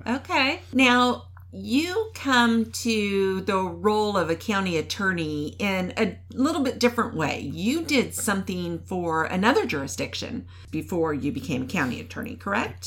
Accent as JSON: {"language": "English", "region": "Kansas", "country": "United States", "also_born_or_lived": "Wichita, Kansas", "moved": "yes", "lives_now": "Virginia, United States", "said": "I'm from Kansas"}